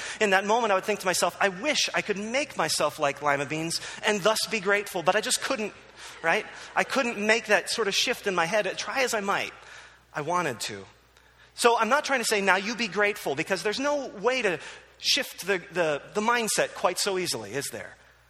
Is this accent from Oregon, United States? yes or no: no; Philadelphia, Pennsylvania, United States; My love for Philadelphia sports is undimmed. I grew up in Philadelphia. I love Philadelphia.